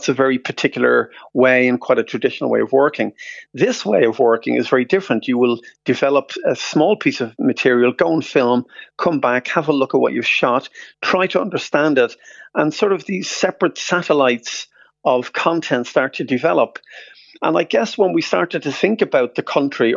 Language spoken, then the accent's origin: English; Dublin, Leinster, Ireland; now in London, United Kingdom; we're both from Finglas.